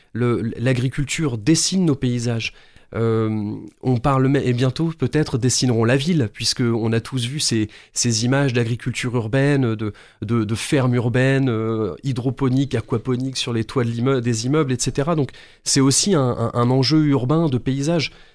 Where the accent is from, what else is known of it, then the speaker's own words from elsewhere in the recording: France; en tant que Français